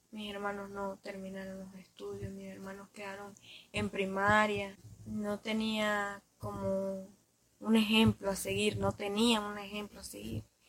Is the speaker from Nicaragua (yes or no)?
yes; Ciudad Sandino, Managua, Nicaragua; soy de Ciudad Sanino